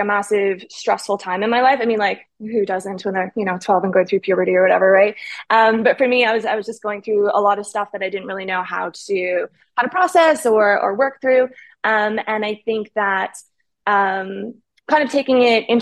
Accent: Winnipeg, Manitoba, Canada; moved away as an adult; also born or lived in Thailand; now in Dubai, United Arab Emirates; I'm Canadian and grew up in Winnipeg, center of Canada

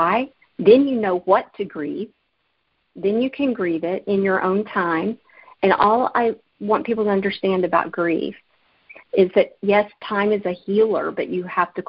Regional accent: Alabama, United States; moved away; my hometown in Alabama

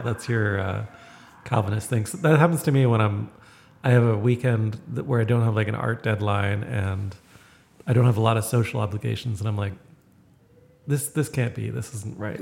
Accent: Toronto, Ontario, Canada; moved away; I come from Toronto

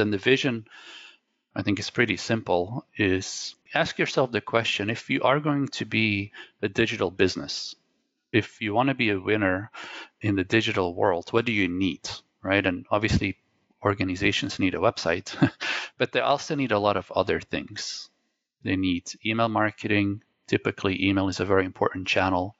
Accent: Belgium; first language Dutch; English is a second language; I was born in Belgium, as I mentioned, so my native language is Dutch, my second language is French, and actually my third language is English

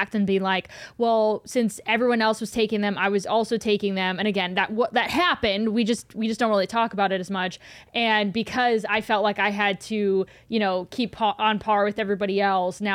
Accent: Cleveland, Ohio, United States; moved away as an adult; I grew up in Cleveland, and I I haven't lived in Cleveland since I was 18.

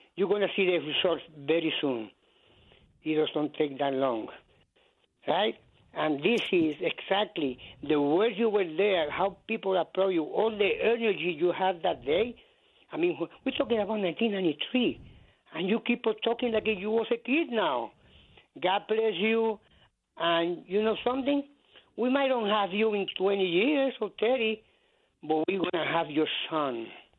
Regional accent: Puerto Rico; moved away; I came from Puerto Rico in 1960. This is my place.

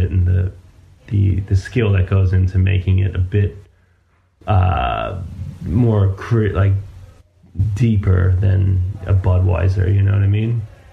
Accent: New York City, New York, United States; I grew up in New York City

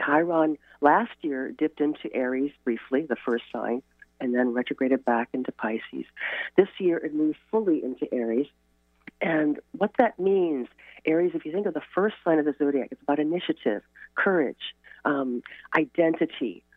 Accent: Chicago, Illinois, United States; now in Port Townsend, United States; I grew up in Chicago where I could not see the stars because of a light pollution.

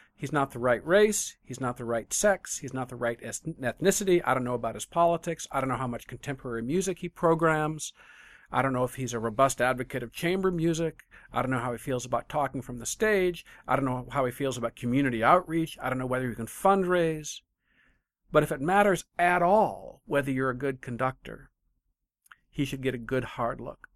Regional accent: Michigan, United States; I'm from Michigan

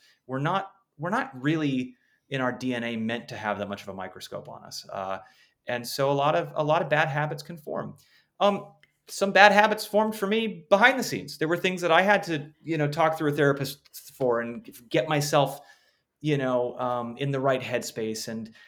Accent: Los Angeles, California, United States; I grew up in Los Angeles, but was not a showbiz kid

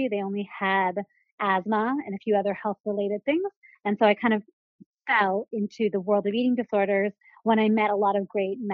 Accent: Seattle, Washington, United States; moved away as an adult; now in New York, United States; I'm originally from Seattle, Washington, not a native New Yorker

